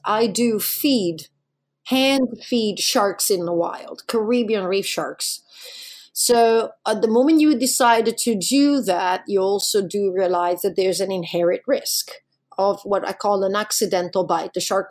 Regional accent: Alaska, United States; Well, I'm from Alaska. I don't have a problem with that.

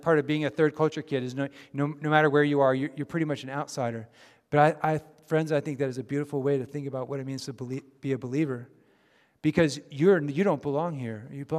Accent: Japan; moved away as an adult; now in United States; Many of you know, of course, that I grew up in Japan. After I graduated from high school, I moved to the States.

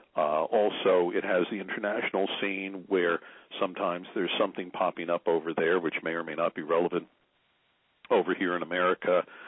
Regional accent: Newark, New Jersey, United States; moved away as an adult; also born or lived in Nutley, New Jersey / Illinois / Tennessee / Maryland; I was originally from Newark and Nutley, New Jersey.

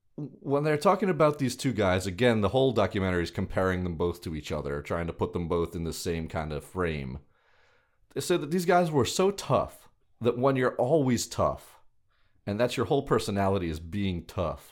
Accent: New York, United States; growing up in New York

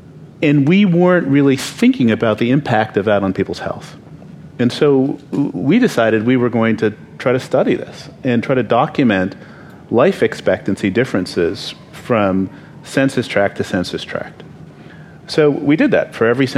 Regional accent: Canada; moved away as an adult; also born or lived in Baltimore, United States / Oakland, United States; now in United States; I grew up in Canada, so I had this sort of world view until I was 22, and then came to the U.S. and I was in East Baltimore

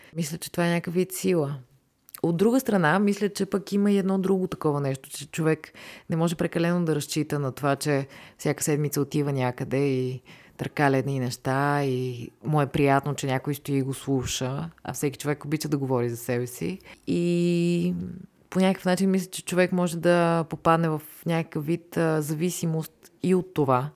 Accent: Varna, Varna Province, Bulgaria; now in Sofia, Bulgaria; Иначе съм живяла и във Варна. Там съм израснала, там съм карала училище

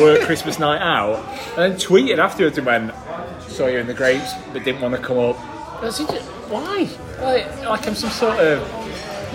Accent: Yorkshire and the Humber, United Kingdom; moved away; I'm from Yorkshire and don't live there at, at the minute.

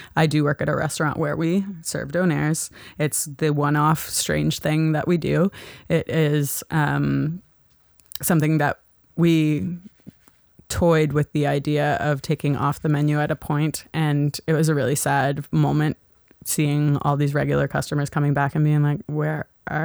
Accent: Halifax, Nova Scotia, Canada; now in Toronto, Canada; I'm from Halifax. Again, from Halifax.

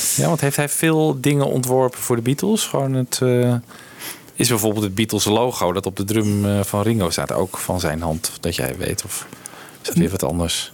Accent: Heerenveen, Friesland, Netherlands; in Heerenveen, waar ik opgroeide

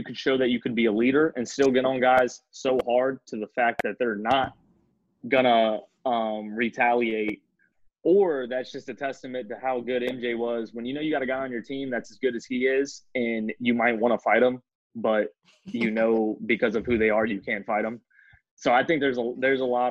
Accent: Hampton, Virginia, United States; I'm from Hampton, Virginia, was where Allen Iverson is

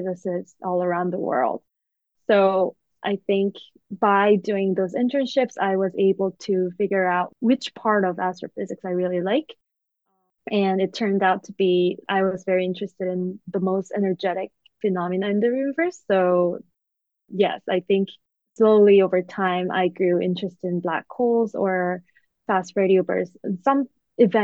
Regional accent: South Korea; moved away as an adult; now in Cambridge, United States; I grew up in Korea

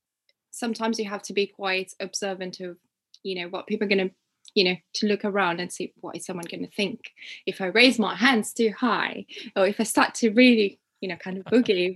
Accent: Uganda; now in England; So I grew up in Uganda, which is in East Africa

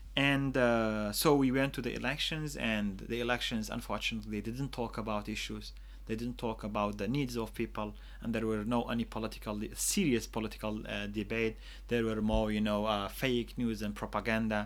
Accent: Choman, Kurdistan Region, Iraq; I have lived in the Kurdistan region all my life, and other than two years that I studied outside

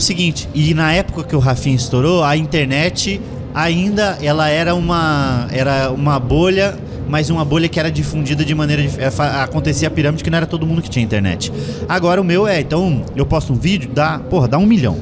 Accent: Curitiba, Paraná, Brazil; eu sou curitibano

